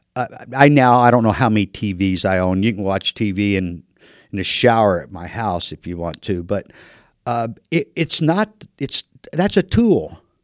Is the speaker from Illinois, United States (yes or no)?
yes; Illinois, United States; moved away as an adult; now in Marana, United States; land of Lincoln guy. I've been in the desert for 30 years, but I was born in Illinois